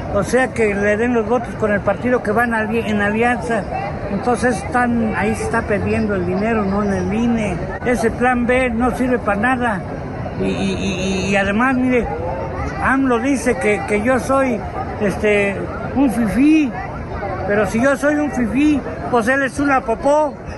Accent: Tzintzuntzan, Michoacán, Mexico; soy de Sinsunzan.

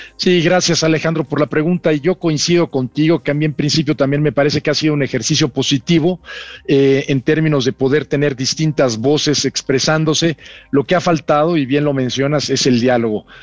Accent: Mexico; Somos embajadores de México

